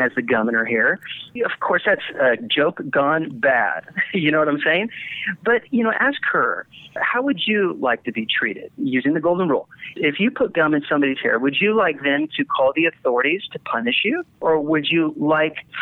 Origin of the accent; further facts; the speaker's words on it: Littleton, Colorado, United States; I'm from Littleton, Colorado, where the Columbine shooting happened